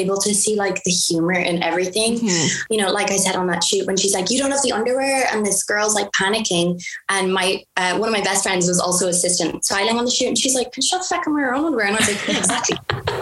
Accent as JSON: {"language": "English", "country": "Ireland", "moved": "as an adult", "lives_now": "United States"}